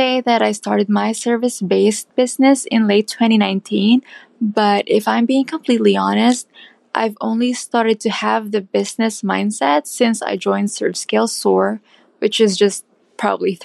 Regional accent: Philippines; moved away as an adult; now in Minneapolis, United States; I'm originally from the Philippines, but now I've moved to Minneapolis to start building a life with my husband

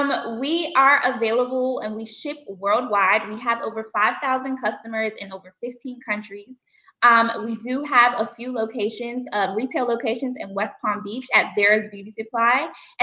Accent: Bermuda; now in United States; That's where we're originally from. We are island girls, so we're originally from the island of Bermuda.

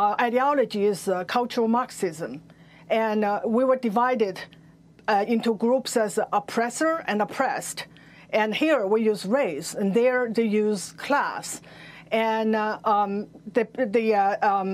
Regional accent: China; now in Virginia, United States; Growing up in Mao's China

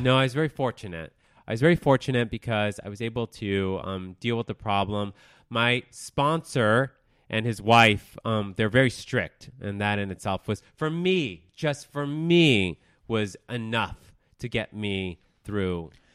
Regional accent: Denver, Colorado, United States; moved away as an adult; also born or lived in Texas; I was born in Texas. I grew up in Denver, Colorado. I moved out, and, of Denver twelve years ago

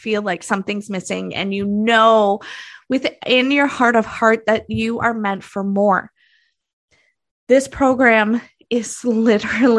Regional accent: Canada; I'm Canadian

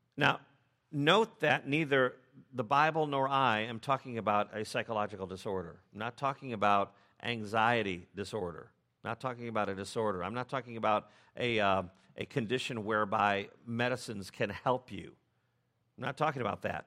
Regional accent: United States; as English-speaking Americans

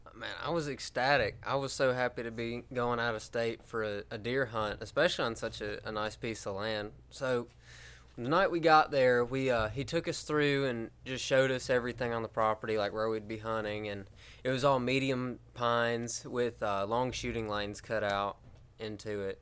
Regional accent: Helena, Alabama, United States; I'm from Helena, Alabama

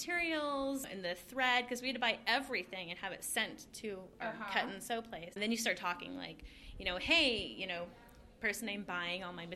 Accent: Colorado, United States; so we are here in Colorado. We're in Golden

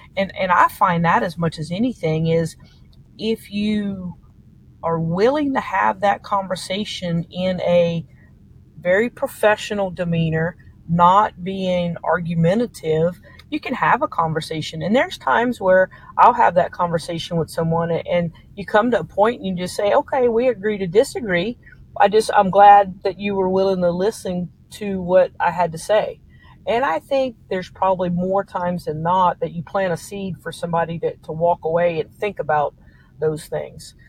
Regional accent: South Louisiana, United States; moved away as an adult; now in Tomball, United States; I grew up in South Louisiana

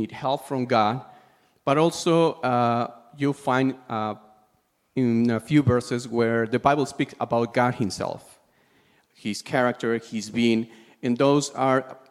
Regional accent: Peru; I'm from Peru.

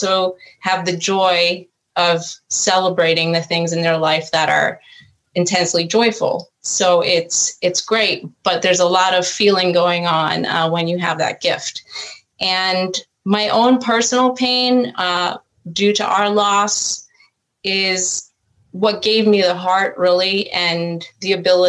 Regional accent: Long Island, New York, United States; also born or lived in Virginia; now in Raleigh, United States; I'm from Long Island originally, so I'm a New York girl that's gone Southern. Went to college in Virginia, where I met my husband, and his job brought us down here to Raleigh.

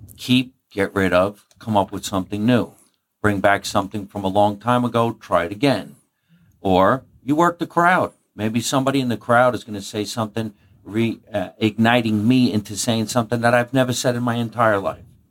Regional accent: Jersey City, New Jersey, United States; also born or lived in Scotch Plains, New Jersey; grew up in New Jersey. I was born in Jersey City

